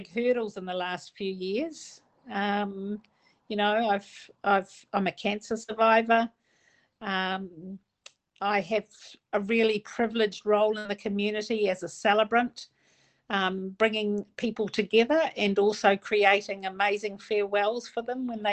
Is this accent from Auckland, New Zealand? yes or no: yes; Pukekohe, Auckland, New Zealand; now in Whakatāne, New Zealand; I grew up in Pukekohe in South Auckland